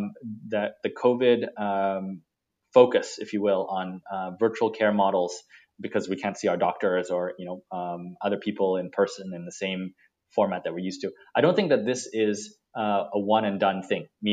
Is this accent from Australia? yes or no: no; Singapore; I sit in Singapore and like yourself, I'm Singaporean